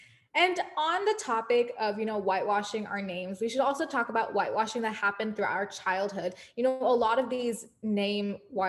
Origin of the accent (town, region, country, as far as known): United States; first language Telugu